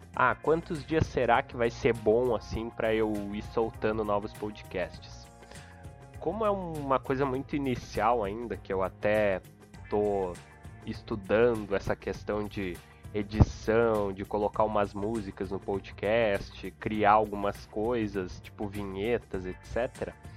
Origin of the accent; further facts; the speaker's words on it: Rio Grande do Sul, Brazil; sou gaúcho, moro em Porto Alegre